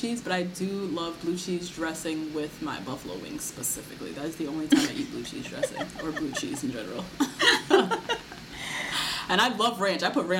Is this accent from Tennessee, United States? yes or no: no; New Jersey, United States; I'm from Jersey.